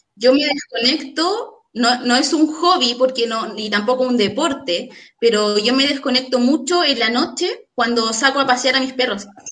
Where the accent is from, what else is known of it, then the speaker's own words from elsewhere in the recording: Puente Alto, Santiago Metropolitan Region, Chile; now in Talagante, Chile; nací en Puente Alto. No, no, no tengo por qué mentir en dónde nací, ¿ya? Luego me vine a vivir, a Talagante hace aproximadamente 10 años